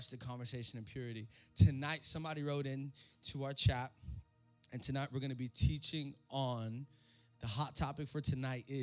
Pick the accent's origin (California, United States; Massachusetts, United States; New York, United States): New York, United States; New York City; born there; I was born in the Bronx, you know what I'm saying?